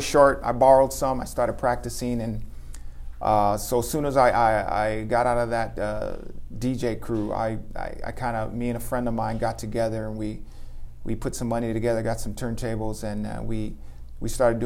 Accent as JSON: {"language": "English", "town": "Los Angeles", "region": "California", "country": "United States", "tie": "born or raised there", "said": "I'm from LA. I grew up in Echo Park"}